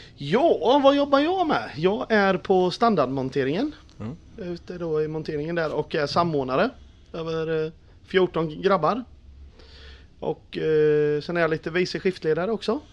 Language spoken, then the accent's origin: Swedish; Tranås, Jönköping County, Sweden; also born or lived in Eksjö; Jag är född i Eksjö men bott i Tranås i 41 år.